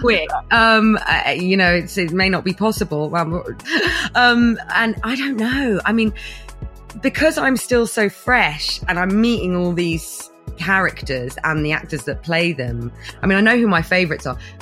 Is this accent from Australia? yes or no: no; London, United Kingdom; Kilburn, Northwest. I'm a North London girl, born and bred.